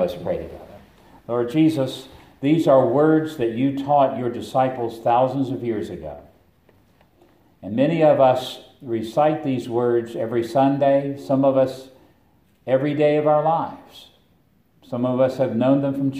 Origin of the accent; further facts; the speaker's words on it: Roanoke, Virginia, United States; I come from Roanoke, Virginia